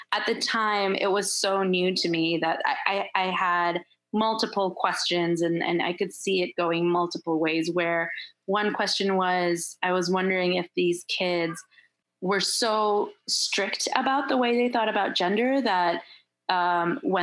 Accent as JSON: {"language": "English", "country": "Turkey", "also_born_or_lived": "Michigan", "moved": "yes", "said": "I'm also from Turkey"}